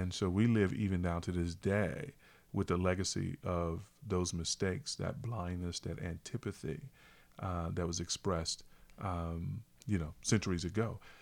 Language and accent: English; small town North Carolina, United States; even as an African-American, I'm, I'm born and raised in North Carolina